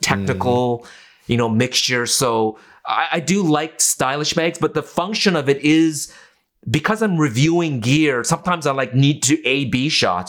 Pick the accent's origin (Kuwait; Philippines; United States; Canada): Canada; Vancouver, British Columbia; also born or lived in Okinawa; I grew up in a part of Vancouver, East Vancouver